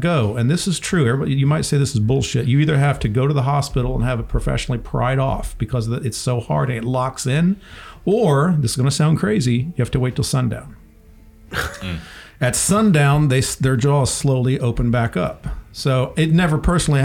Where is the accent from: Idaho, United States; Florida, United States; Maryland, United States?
Florida, United States; Central; I grew up in Central Florida